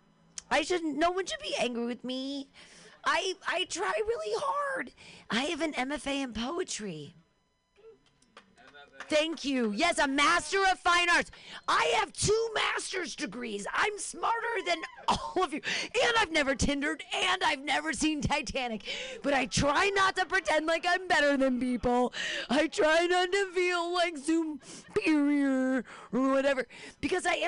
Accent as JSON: {"language": "English", "town": "Danville", "country": "United States", "tie": "born or raised there", "said": "I grew up in Danville."}